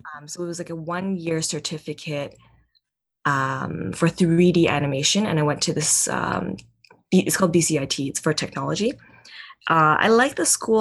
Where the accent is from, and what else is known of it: Vancouver, British Columbia, Canada; born or raised there